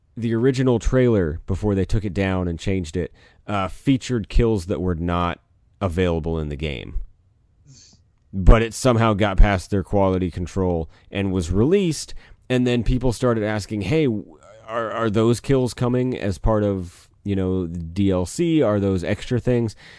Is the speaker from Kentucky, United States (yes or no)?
yes; Kentucky, United States; we're from Kentucky